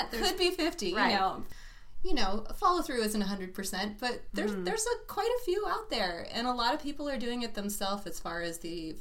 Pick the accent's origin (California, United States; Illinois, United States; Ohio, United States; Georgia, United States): California, United States; San Francisco; moved away as an adult; also born or lived in New York; I grew up in San Francisco, as you said, and I returned to San Francisco after about 10 years back east for both school and working